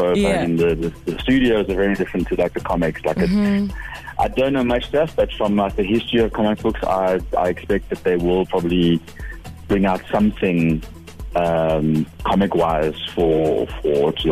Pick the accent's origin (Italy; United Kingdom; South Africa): South Africa; Johannesburg, Gauteng; born and raised in Joburg